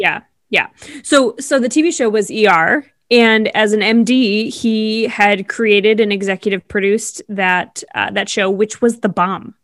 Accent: East Coast, United States; growing up on the East Coast

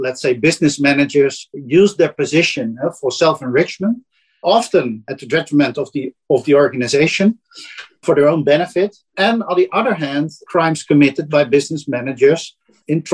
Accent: Netherlands; accent: Dutch; English is a second language; my Dutch accent

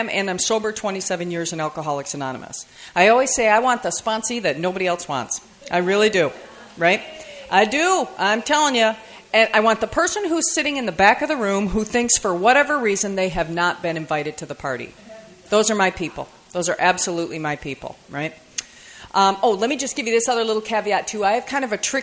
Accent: Michigan, United States; I'm from Michigan. And yeah, I know, good Midwestern girl

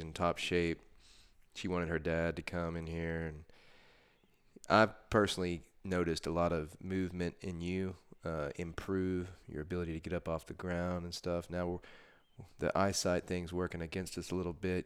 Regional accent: Texas, United States; born or raised there

